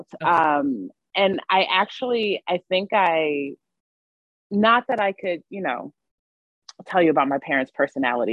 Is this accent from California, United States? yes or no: yes; California, United States; moved away; I'm from California originally